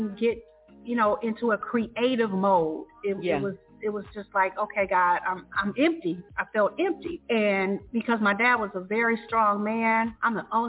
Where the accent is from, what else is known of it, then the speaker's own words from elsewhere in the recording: Detroit, Michigan, United States; I'm from Detroit, or the Detroit metro area